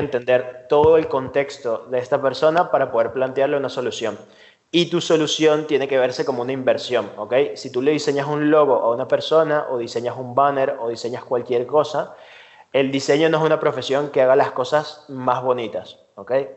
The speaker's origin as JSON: {"language": "Spanish", "country": "Venezuela", "moved": "as an adult", "lives_now": "Spain", "said": "soy venezolano, ahora llevo tres años aquí en España"}